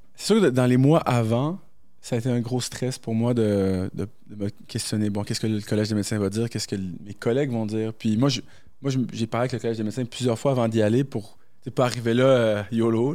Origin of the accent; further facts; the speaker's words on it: New Brunswick, Canada; moved away as an adult; also born or lived in Morocco; now in Quebec City, Canada; je suis né au Maroc, grandi au Brunswick, puis depuis l'âge de 19 ans, je suis à Québec